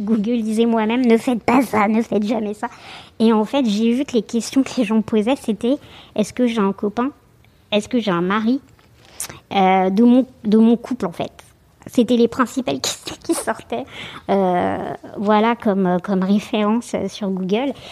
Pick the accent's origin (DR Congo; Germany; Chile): Chile; Santiago, Santiago Metropolitan Region; now in Paris, France; je suis née à Santiago du Chili